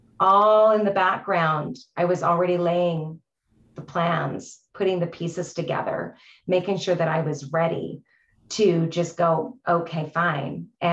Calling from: Canada; I'm joining you from Canada, so another province

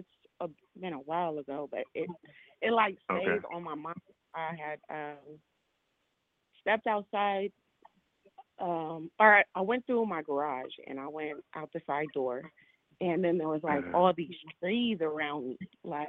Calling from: California, United States; I'm calling from California.

